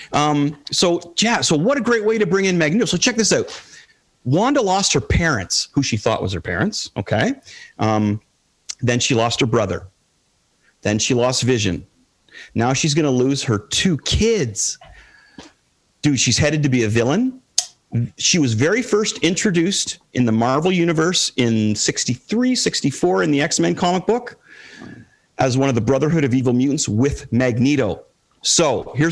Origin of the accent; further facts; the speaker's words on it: Toronto, Ontario, Canada; I'm a Canadian kid. I played on the rep team, you know, 3 games a week and 2 practices and all over Toronto